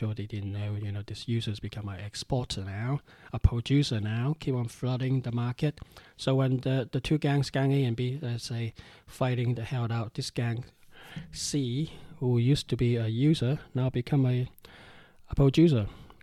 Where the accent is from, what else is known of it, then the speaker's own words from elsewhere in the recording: Hong Kong; I'm from Hong Kong, we're used to gangsters